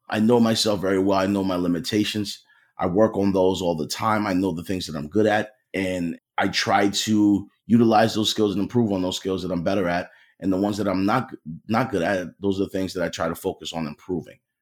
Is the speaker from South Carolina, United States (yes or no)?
no; Philadelphia, Pennsylvania, United States; I grew up in Philly